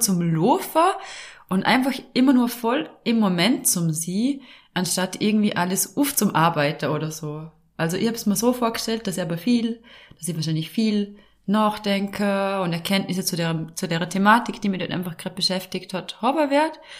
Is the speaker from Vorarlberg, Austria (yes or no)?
yes; Vorarlberg, Austria; accent: Vorarlberger Dialekt; Also ich komme ja aus Vorarlberg